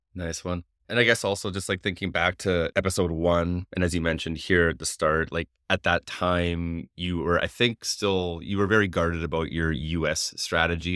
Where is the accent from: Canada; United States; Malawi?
Canada; being Canadian